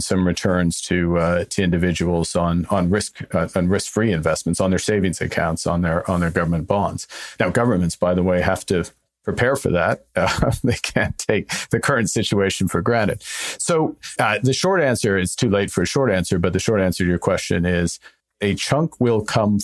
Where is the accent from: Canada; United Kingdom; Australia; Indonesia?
Canada; I'm Canadian.